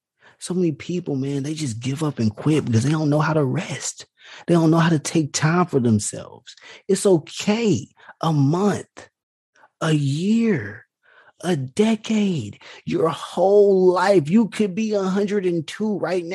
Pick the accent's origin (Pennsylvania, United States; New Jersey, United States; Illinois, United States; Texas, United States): Texas, United States; small town about 20 miles from Houston; now in Houston, United States; even like 20 miles away from my hometown